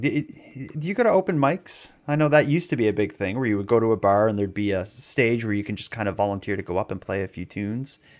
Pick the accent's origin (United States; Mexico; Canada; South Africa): Canada; Sydney, Nova Scotia; I grew up in Sydney in Cape Breton